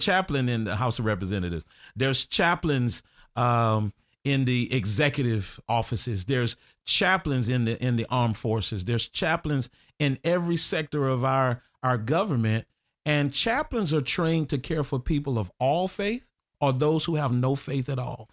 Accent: Orlando, Florida, United States; I grew up in Tangelo

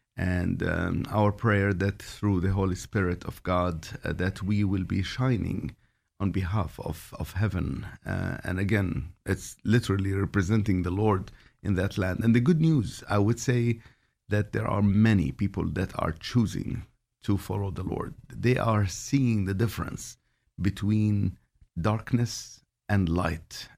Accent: Jordan; I was born in Jordan

